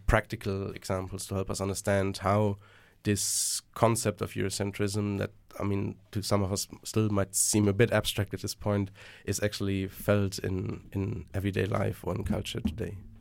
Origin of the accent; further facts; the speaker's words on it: Germany; moved away; I'm originally from Germany.